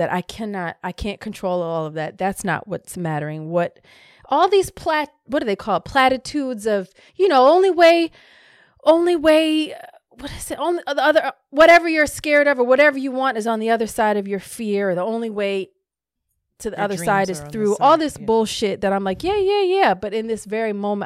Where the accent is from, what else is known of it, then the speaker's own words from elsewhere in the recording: Hawaii, United States; I was born in Hawaii